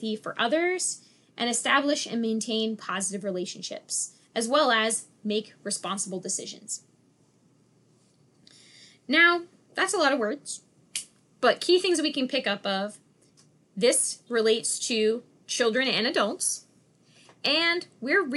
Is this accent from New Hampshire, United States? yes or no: yes; Dover, New Hampshire, United States; I'm from Dover, New Hampshire